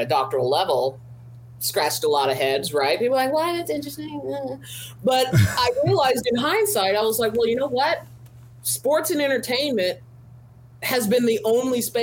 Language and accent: English; Riverside, California, United States; as a Black female growing up in Riverside, California